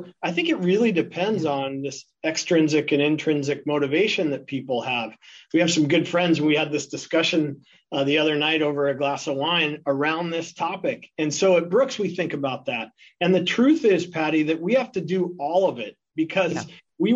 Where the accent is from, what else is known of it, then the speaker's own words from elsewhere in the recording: Ireland; now in Seattle, United States; I'm an Irishman